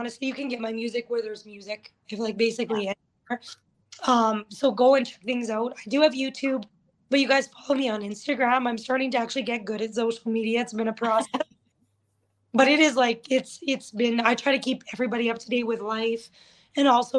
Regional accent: Thorhild, Alberta, Canada; also born or lived in Lakeland area, Alberta; I live in Thorhild. That's where my home is, my hometown.

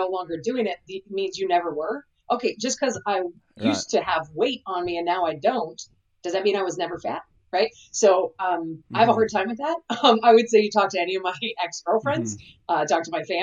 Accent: California, United States; I'm from California

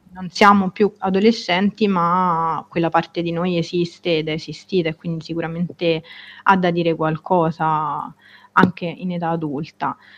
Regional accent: Rome, Lazio, Italy; now in Florence, Italy; Sono romana

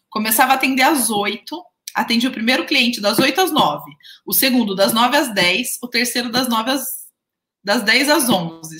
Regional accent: near Jundiaí, São Paulo, Brazil; accent: interior (caipira) accent, retroflex r in 'porta'; lá na casa da minha mãe é casa de interior, né? Então, vocês viram que o meu sotaque, né? Eu falo porta, né? Não sou de Jundiaí

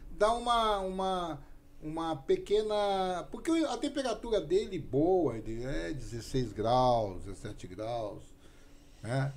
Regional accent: São Paulo, Brazil; Eu sou paulista

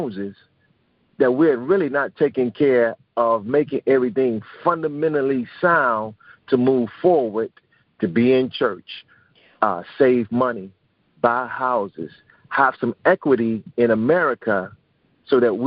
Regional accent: Chicago, Illinois, United States; I was born and raised on the South Side of Chicago

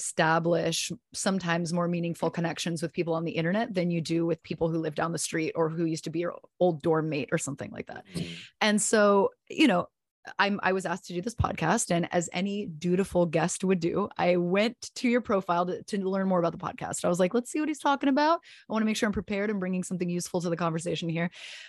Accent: San Diego, California, United States; So I consider my hometown San Diego, because I spent a good majority of my partial time with my dad there. And then I went to the first part of my college career in San Diego and spent many years there.

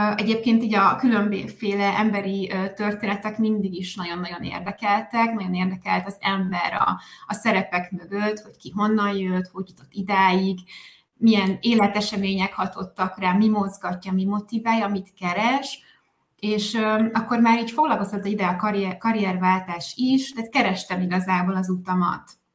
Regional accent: a small village in Tolna County, Hungary; moved away as an adult; also born or lived in Spain / Sweden; én egy kis Tolna megyei faluból származom, családból, helyi iskolába jártam, egy közeli gimnáziumban érettségiztem, egészen 18 éves koromig szinte alig hagytam el azt a környéket

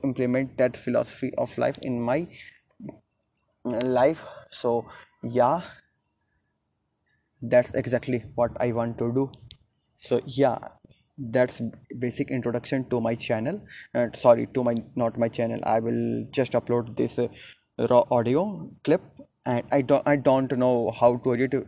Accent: Gaya, Bihar, India; English is a second language; I am from Gaya, Bihar

